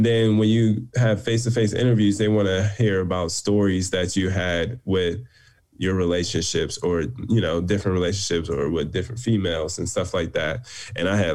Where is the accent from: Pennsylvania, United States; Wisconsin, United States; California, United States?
Pennsylvania, United States; Pittsburgh; moved away as an adult; also born or lived in Ohio / New York; now in Los Angeles, United States; I'm from Pittsburgh, Pennsylvania.